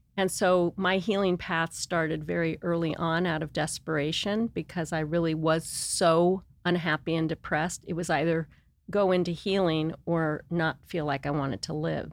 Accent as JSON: {"language": "English", "town": "Los Angeles", "region": "California", "country": "United States", "tie": "born or raised there", "also_born_or_lived": "San Diego / Santa Barbara", "moved": "as an adult", "lives_now": "Montecito, United States", "said": "I grew up in Los Angeles, West L A."}